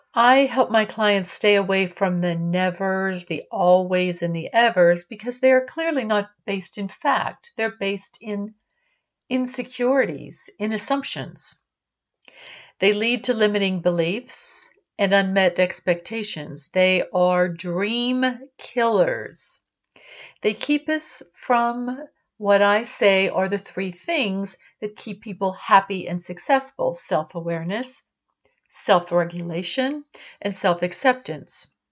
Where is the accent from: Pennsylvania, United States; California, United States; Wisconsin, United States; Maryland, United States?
Pennsylvania, United States; Pittsburgh; growing up in Pittsburgh